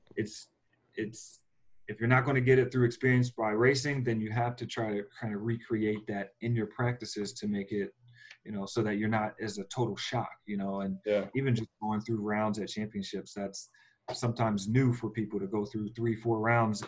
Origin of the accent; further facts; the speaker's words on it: Philadelphia, Pennsylvania, United States; now in Phoenix, United States; we're from Philly